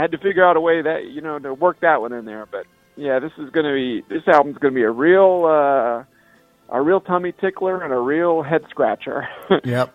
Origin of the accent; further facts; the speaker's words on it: Cincinnati, Ohio, United States; I grew up around Cincinnati